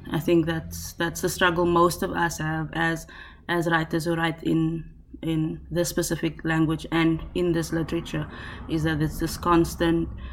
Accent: South Africa; first language Afrikaans; English is a second language; as a South African

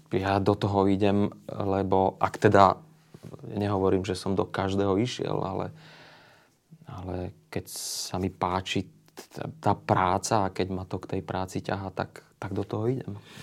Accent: Slovakia; keď som sa narodil na, na Slovensku

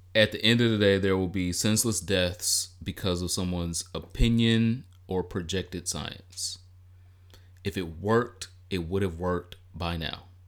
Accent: Detroit, Michigan, United States; I'm from Detroit

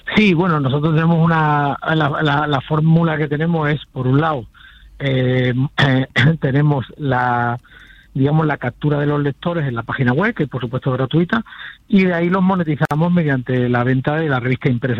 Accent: Seville, Andalusia, Spain; accent: Sevillian; yo soy sevillano

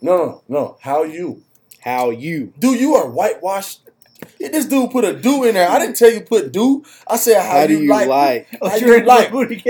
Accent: Mobile, Alabama, United States; My hometown, Mobile, Alabama.

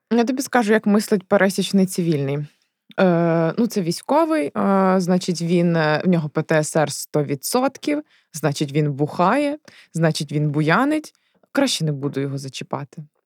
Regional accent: Galicia, Ukraine; Я сама з Галичини

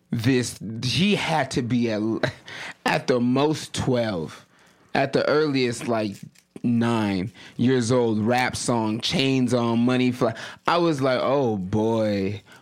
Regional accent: Nigeria; also born or lived in United States; because I'm Nigerian and I'm American, and both of those nationalities get their money.

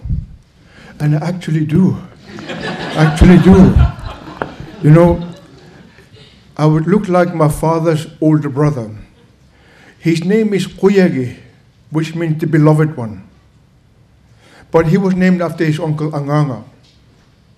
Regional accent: Greenland; I come from Greenland, which is just northeast of Howard University

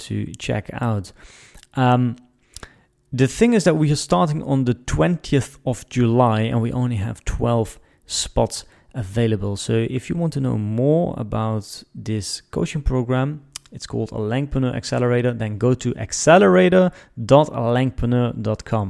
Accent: Netherlands; moved away as an adult; I'm from the Netherlands originally

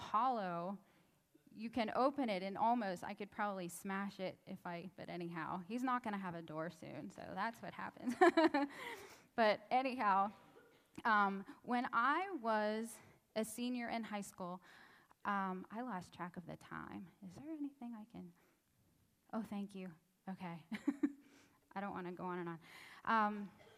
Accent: Pittsburgh, Pennsylvania, United States; I grew up in the Pittsburgh area

